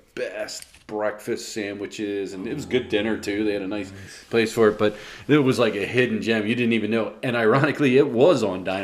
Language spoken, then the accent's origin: English; Rockledge, Pennsylvania, United States; when I grew up in Rockledge